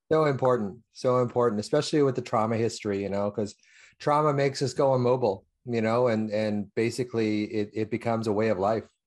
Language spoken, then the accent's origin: English; Canada; I'm from Canada, eh?